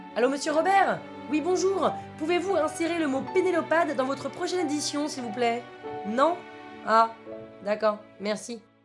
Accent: Paris, Île-de-France, France

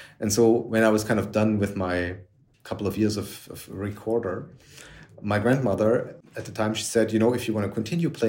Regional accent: Germany; moved away as an adult; now in Paris, France; I grew up in Germany and second half of the 70s, early 80s

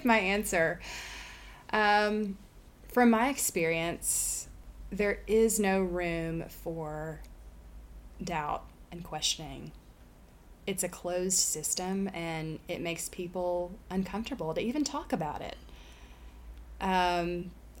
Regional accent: Saline County, Arkansas, United States; born or raised there; moved away as an adult

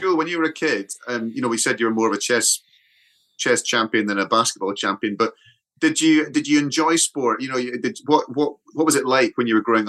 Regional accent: Scotland, United Kingdom; moved away; also born or lived in Manchester; I'm proud of being Scottish

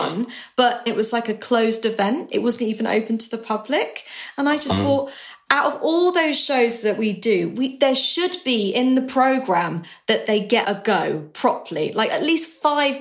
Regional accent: West Country, South West England, United Kingdom; I was from the West Country

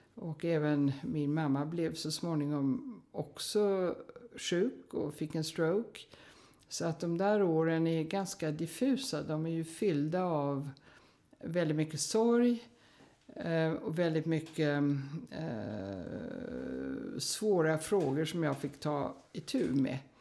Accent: United States; moved away; jag hade då ridit en hel del på westernhästar i USA där jag växte upp

